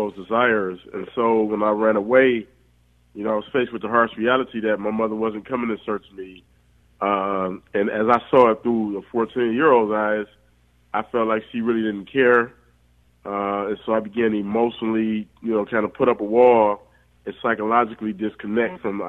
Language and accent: English; Detroit, Michigan, United States; I grew up in Detroit, I mean, it was a great community